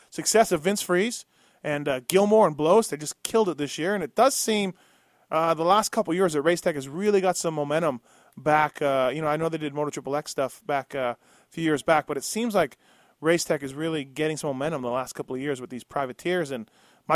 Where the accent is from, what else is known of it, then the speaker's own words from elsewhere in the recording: Canada; I'm from Canada